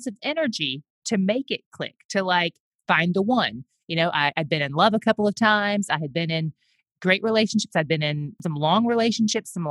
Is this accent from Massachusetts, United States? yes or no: no; Greeneville, Tennessee, United States; moved away; I am born and raised in East Tennessee in a little town there called Greenville.